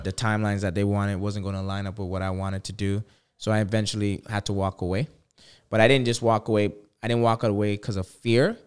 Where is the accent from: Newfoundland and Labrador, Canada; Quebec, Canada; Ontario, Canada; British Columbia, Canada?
Ontario, Canada; Toronto; I'm from Toronto